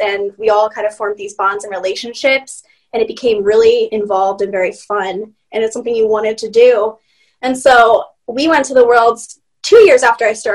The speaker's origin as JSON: {"language": "English", "region": "upstate New York", "country": "United States", "tie": "born or raised there", "said": "I am born and, you know, bred here in the Americas. I'm from New York, so upstate New York"}